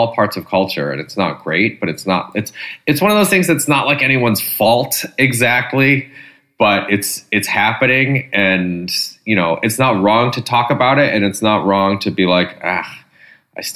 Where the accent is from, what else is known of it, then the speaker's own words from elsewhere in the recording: Michigan, United States; I grew up in Michigan